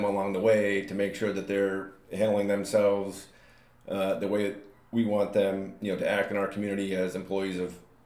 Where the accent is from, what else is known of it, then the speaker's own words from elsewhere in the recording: North Andover, Massachusetts, United States; also born or lived in Chicago, Illinois / Vermont; I was born in Chicago, lived there for 4 years, and then he wanted to get back east. I lived in Vermont for 6 years, and then when I was 10, that's when we moved to North Andover